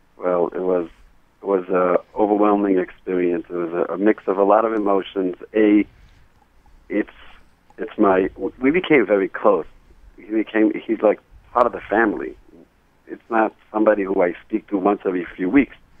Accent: New York City, New York, United States; I grew up in Borough Park around Hasidic families

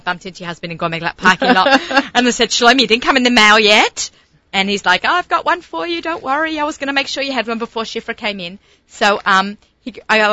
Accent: Australia; moved away; I'm Australian

